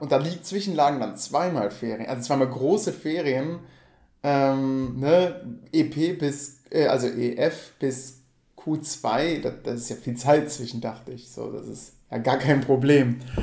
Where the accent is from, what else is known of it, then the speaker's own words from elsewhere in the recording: Geilenkirchen, North Rhine-Westphalia, Germany; ich komme halt aus Würm, ich bin Würmer